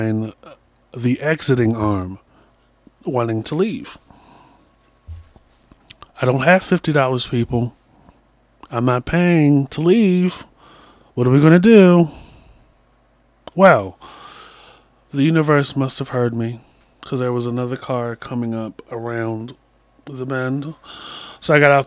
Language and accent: English; Baltimore, Maryland, United States; I'm from Baltimore